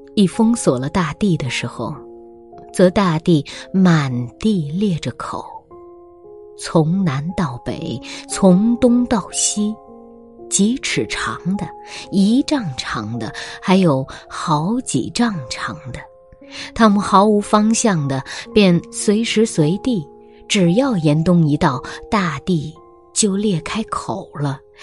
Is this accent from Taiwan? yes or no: no; northern China, China; now in Xiamen, China; 虽然我是南方人啊，但我的童年时期是在北方度过的